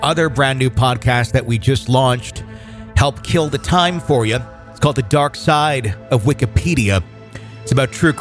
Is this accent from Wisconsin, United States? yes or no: yes; Wisconsin, United States; born or raised there